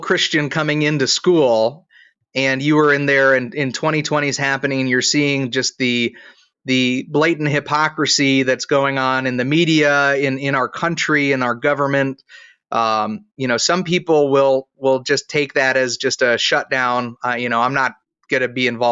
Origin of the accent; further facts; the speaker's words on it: Ohio, United States; I'm from Ohio